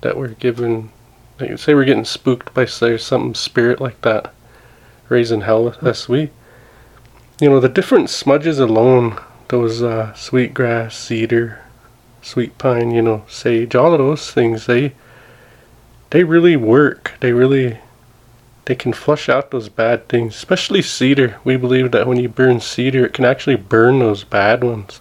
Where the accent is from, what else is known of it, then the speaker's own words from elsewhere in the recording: Montana, United States; we're Blackfeet from Montana